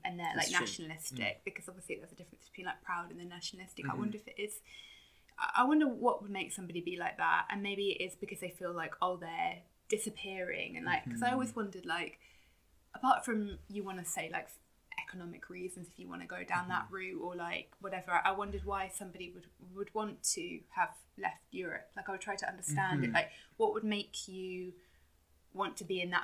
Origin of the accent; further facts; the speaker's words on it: London, United Kingdom; I was born here, like, I grew up in Northwest London, I live in London now